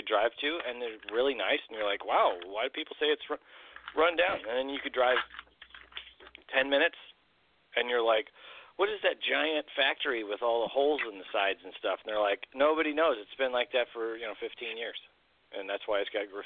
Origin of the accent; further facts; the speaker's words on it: Illinois, United States; I grew up in Illinois, which is a strange state.